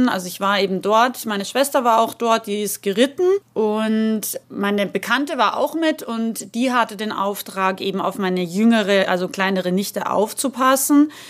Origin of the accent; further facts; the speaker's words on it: Salzburg, Austria; ich bin Österreicherin, das wissen ja die meisten von euch und bin in den wunderschönen Salzburger Bergen aufgewachsen.